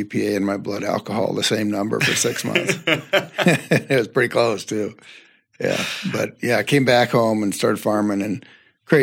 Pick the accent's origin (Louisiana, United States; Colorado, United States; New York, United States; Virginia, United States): Colorado, United States; Northern; Your little office right here is 2 miles from where I grew up. I grew up just east of here on a farm and family farm